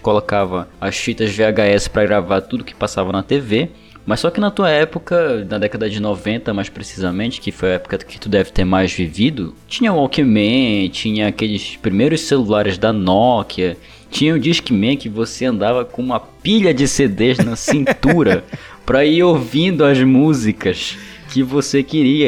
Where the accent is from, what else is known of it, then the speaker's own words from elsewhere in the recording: North Region, Brazil; Eu sou daqui do norte do Brasil